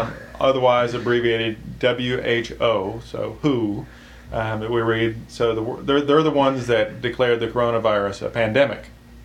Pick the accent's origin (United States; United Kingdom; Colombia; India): United Kingdom; born there; I am British, after all.